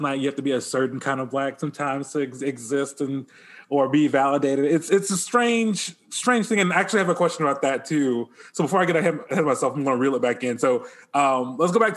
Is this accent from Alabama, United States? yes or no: yes; Mobile, Alabama, United States; I'm from Southern Alabama, the Mobile area, actually, the Baymanette